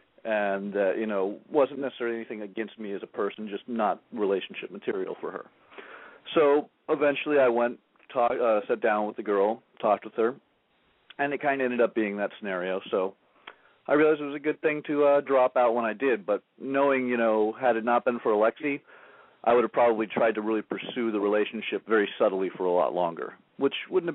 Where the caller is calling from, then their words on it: Oceanside, California, United States; This is … from Oceanside. I called in a few weeks ago.